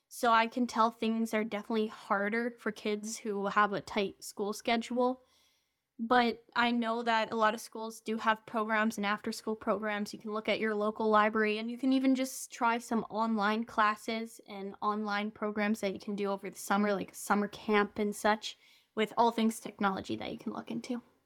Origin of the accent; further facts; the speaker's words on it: Romania; first language English and Romanian; moved away; I basically grew up there